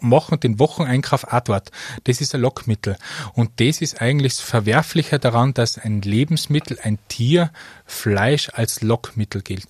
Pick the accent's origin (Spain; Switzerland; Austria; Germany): Austria; Mostviertel, Lower Austria; moved away as an adult; now in Tyrol, Austria; Ich bin stolzer Niederösterreicher aus dem Mostviertel